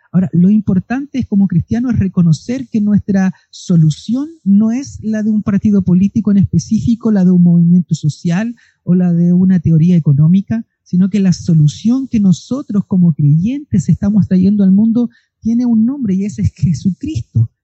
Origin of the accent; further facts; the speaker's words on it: Chile; como chilenos